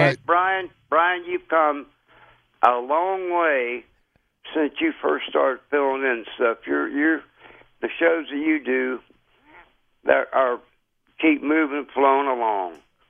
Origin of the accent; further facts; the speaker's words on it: Ohio, United States; I'm from Ohio